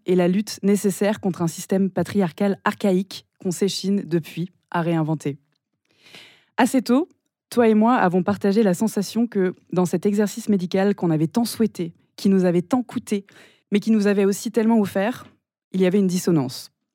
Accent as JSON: {"language": "French", "town": "Nice", "region": "Provence-Alpes-Côte d'Azur", "country": "France", "also_born_or_lived": "Paris", "moved": "yes", "said": "on est toutes les deux niçoises"}